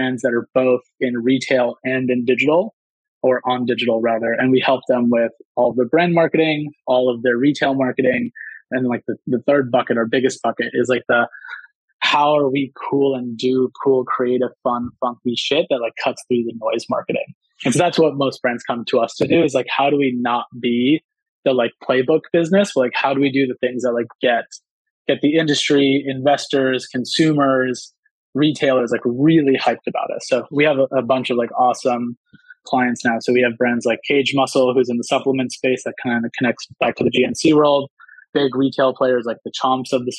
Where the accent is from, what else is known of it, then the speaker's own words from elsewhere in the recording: San Diego, California, United States; I grew up in San Diego